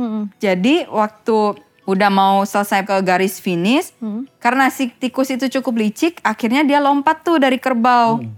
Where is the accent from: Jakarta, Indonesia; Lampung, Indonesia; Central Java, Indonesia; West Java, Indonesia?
Jakarta, Indonesia; also born or lived in Taiwan; kita sebagai anak Jakarta